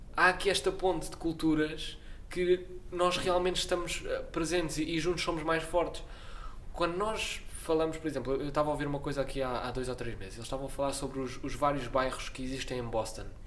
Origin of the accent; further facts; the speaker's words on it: Portugal; eu sou português